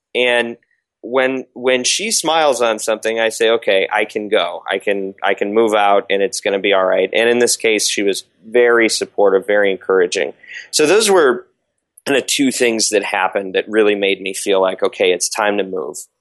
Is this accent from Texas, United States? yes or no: no; Michigan, United States; now in Los Angeles, United States; I live in Southern California. I'm from Michigan originally. Um, Oxford Road is the street uh, I was born on.